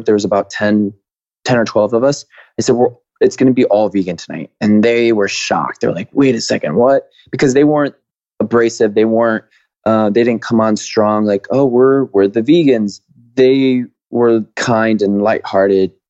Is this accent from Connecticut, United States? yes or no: yes; Waterbury, Connecticut, United States; I grew up in Waterbury, Connecticut